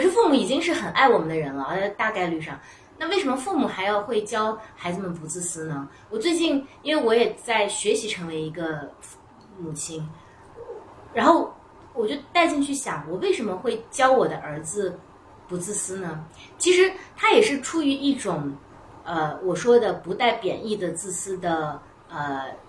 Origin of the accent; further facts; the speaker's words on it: Northwest China, China; 或者就是我们西北人可能就比较粗放